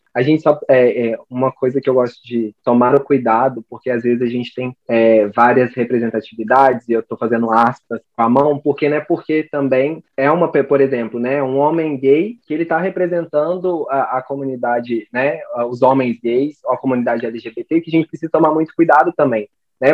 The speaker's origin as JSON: {"language": "Portuguese", "town": "Lavras", "region": "Minas Gerais", "country": "Brazil", "said": "sou de Lavras, sul das Minas Gerais"}